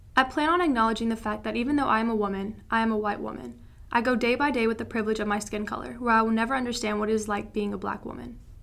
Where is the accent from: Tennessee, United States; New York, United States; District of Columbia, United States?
Tennessee, United States; moved away; I'm from Tennessee. My hometown is somewhere where I feel trapped